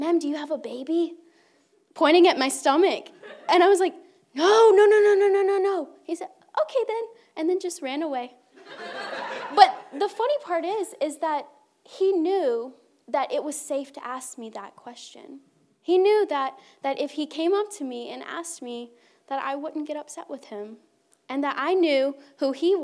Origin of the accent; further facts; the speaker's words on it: Mobile, Alabama, United States; now in India; I live in India. I am from Mobile. I went to school with the Turner